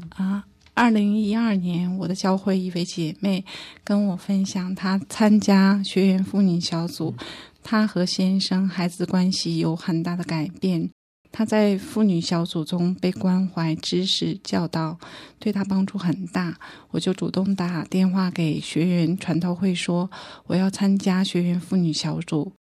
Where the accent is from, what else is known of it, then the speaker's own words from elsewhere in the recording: Harbin, Heilongjiang, China; accent: standard Mandarin; moved away as an adult; now in Taiwan; 我是大陆哈尔滨人，一九 九五年从哈尔滨嫁到台湾来，我在大陆没有什么信仰，来台湾因婆家是个大家庭